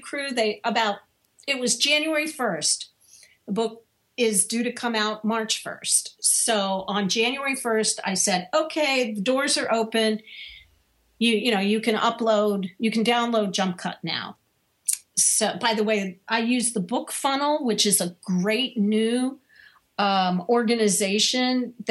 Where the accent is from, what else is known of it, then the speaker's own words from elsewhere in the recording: Washington, District of Columbia, United States; moved away as an adult; also born or lived in Chicago; I moved from Washington, D.C., where I had grown up and was working, to Chicago